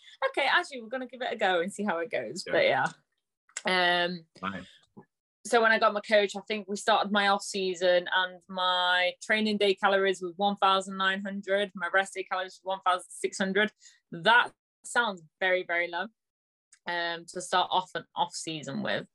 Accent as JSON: {"language": "English", "town": "Nottingham", "region": "East Midlands", "country": "United Kingdom", "said": "from Nottingham."}